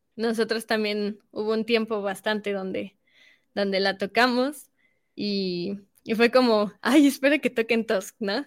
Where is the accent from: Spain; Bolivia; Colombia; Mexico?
Mexico; estamos representando a nuestro país